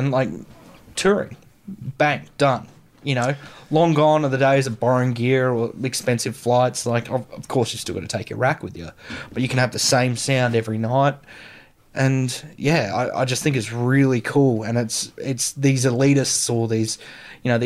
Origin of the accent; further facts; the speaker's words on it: Karratha, Western Australia, Australia; moved away; also born or lived in Port Hedland / Heathridge; I'm from Caratha